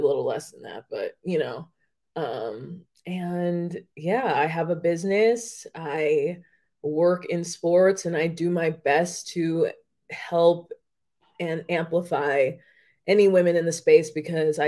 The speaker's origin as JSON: {"language": "English", "town": "Las Vegas", "region": "Nevada", "country": "United States", "tie": "born or raised there", "said": "I was born and raised in Las Vegas"}